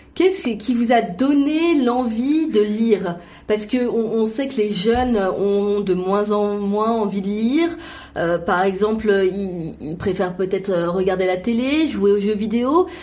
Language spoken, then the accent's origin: French; France; moved away; j'ai grandi par exemple en France